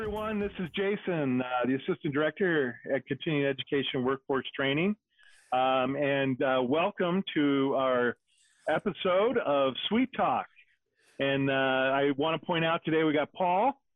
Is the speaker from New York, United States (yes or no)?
no; Wyoming, United States; I grew up in Wyoming